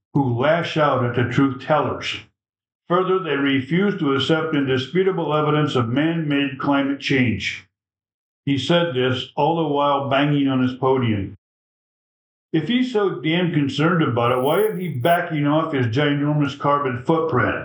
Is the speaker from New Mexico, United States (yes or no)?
no; Chebanse, Illinois, United States; this kid growing up in Chebanse, Illinois